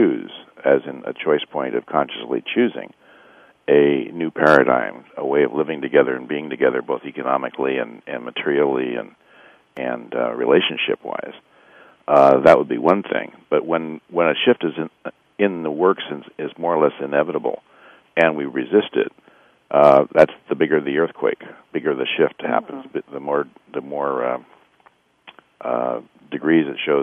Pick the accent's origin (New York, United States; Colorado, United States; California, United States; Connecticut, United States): California, United States; Bay Area; I've been here all my life. I was born here in the Bay Area